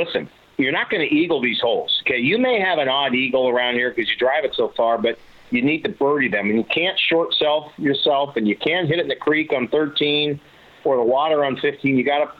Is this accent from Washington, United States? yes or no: yes; Seattle, Washington, United States; growing up in Seattle